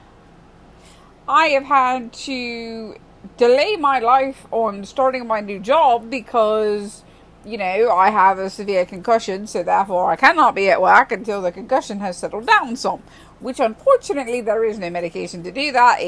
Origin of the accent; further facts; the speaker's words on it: United Kingdom; I'm a Brit